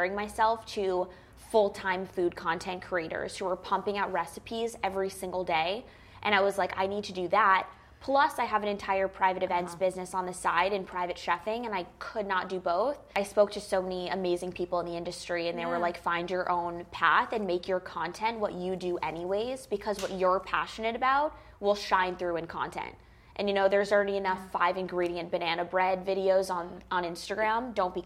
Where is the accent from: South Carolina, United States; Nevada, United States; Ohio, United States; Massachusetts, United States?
Massachusetts, United States; Longmeadow; moved away; also born or lived in New York; I grew up in Longmeadow, Massachusetts, which is adjacent or right outside of Springfield